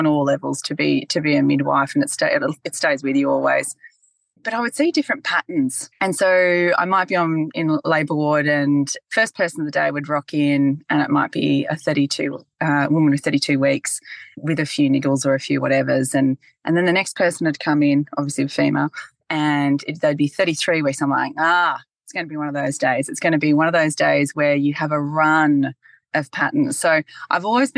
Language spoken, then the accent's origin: English; Bathurst, New South Wales, Australia; I grew up in Bathurst, actually, born and bred Bathurst girl.